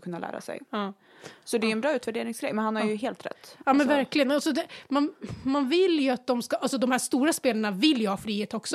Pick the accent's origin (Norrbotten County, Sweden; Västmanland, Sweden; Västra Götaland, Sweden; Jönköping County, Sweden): Västmanland, Sweden; Västerås; Vi är uppvuxna ute i Barkarö, en liten förort utanför mm. Västerås